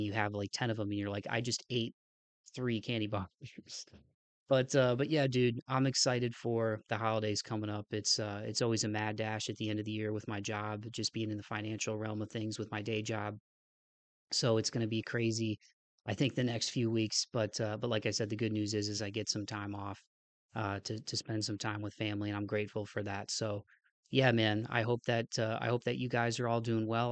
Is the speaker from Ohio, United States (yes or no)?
yes; Toledo, Ohio, United States; my hometown of Toledo